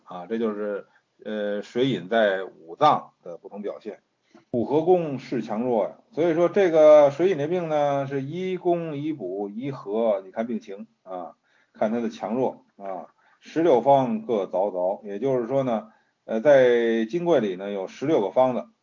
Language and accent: Chinese; China; 我们中国人